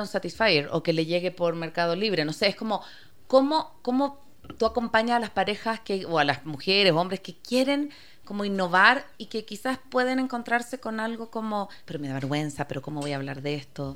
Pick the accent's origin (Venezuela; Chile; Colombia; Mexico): Chile; now in Quito, Ecuador; vengo de otra cultura, yo soy chilena